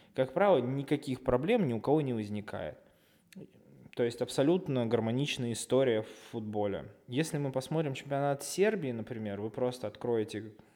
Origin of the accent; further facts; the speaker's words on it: Russia; мы, э, болельщики из России